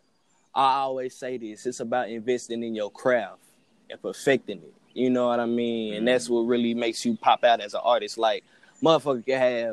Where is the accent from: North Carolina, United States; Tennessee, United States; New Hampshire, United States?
Tennessee, United States; Knoxville; also born or lived in Memphis, Tennessee; I'm from East Knoxville, Tennessee